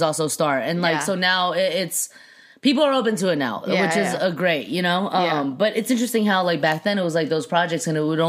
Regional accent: Temple City, California, United States; also born or lived in Shanghai, China / Alhambra, California / Fullerton, California; Temple City is essentially my hometown. That's what I would say my hometown is. And it was interesting. Yeah. I mean, there were a lot of Asians

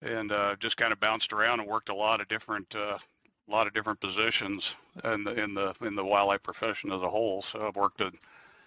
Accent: South Central Illinois, United States; moved away as an adult; also born or lived in Colorado / Montana; I grew up in South Central Illinois, so we're both kind of Midwesterners

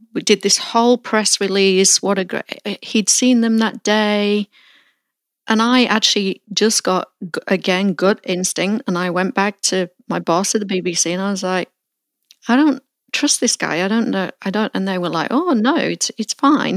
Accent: Melton Mowbray, East Midlands, United Kingdom; moved away; I revisit my hometown of Mount Mowbray

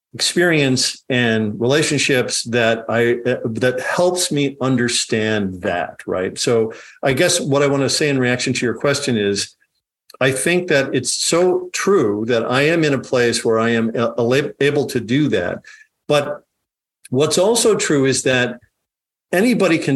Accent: Dubuque, Iowa, United States; also born or lived in Chicago, Illinois; So I grew up in Iowa. I grew up in elementary school and high school in Dubuque, Iowa

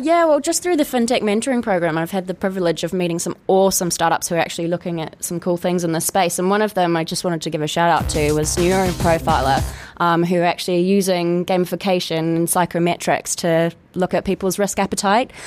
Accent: New Zealand; moved away; I grew up in New Zealand

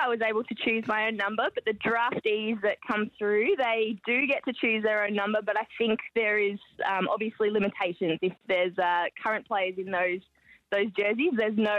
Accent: Queensland, Australia; moved away as an adult; now in Melbourne, Australia; growing up in Queensland

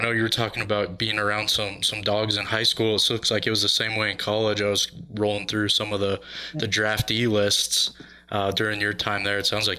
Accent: Colorado, United States; As a Colorado guy

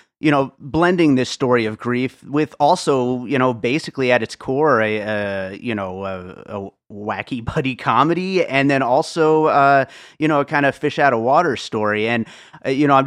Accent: Pennsylvania, United States; also born or lived in Brooklyn, New York; I was born in Brooklyn and grew up in Pennsylvania

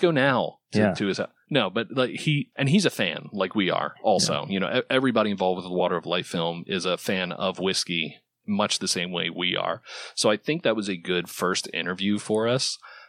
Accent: northern East Coast, United States; being from, you know, the northernish part of the East Coast

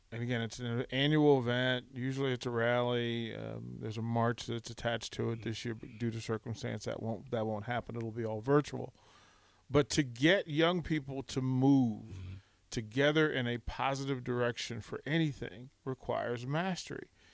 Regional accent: Arlington, Virginia, United States; moved away; I grew up just outside of Washington

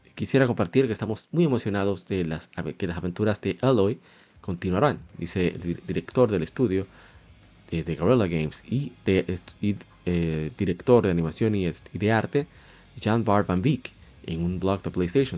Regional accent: Dominican Republic; aquí en mi país, en República Dominicana

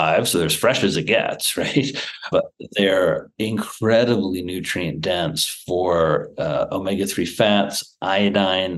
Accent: Midwest, United States; moved away as an adult; also born or lived in Manhattan; I grew up in the Midwest

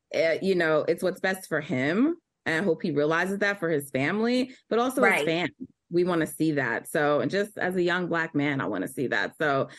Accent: Jamaica; I just want to remind people I'm Jamaican

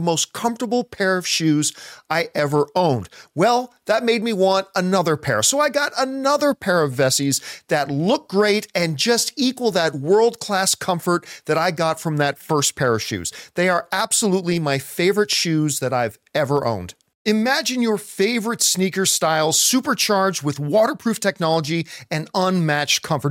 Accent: Canada; growing up in Canadian winters

